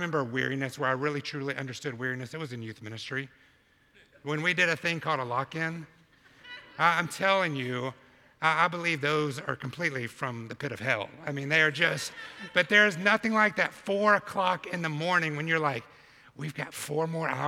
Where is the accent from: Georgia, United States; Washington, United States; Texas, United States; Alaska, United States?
Georgia, United States; Albany; moved away as an adult; now in New York City, United States; from Sherwood Baptist Church in Albany, Georgia, 20 years ago to the heart of New York City planting a church